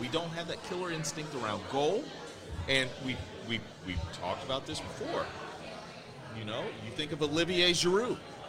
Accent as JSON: {"language": "English", "country": "United States", "said": "As an American"}